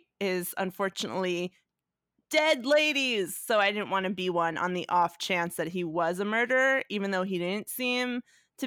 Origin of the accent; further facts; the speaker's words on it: New York, United States; I'm from New York